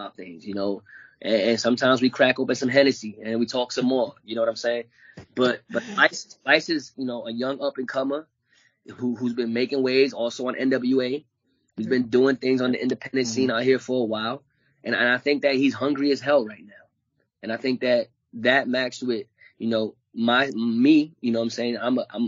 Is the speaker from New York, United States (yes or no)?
yes; New York City, New York, United States; I'm from Brooklyn, he's from Queens.